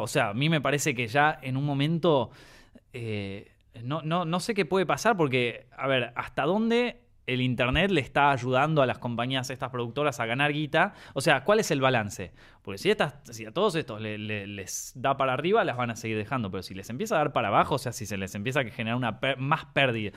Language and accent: Spanish; Argentina; yo soy argentino